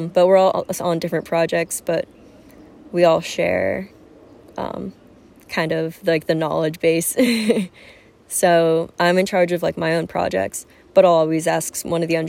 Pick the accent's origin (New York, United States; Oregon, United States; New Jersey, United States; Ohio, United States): New Jersey, United States; moved away as an adult; now in San Diego, United States; I come from Jersey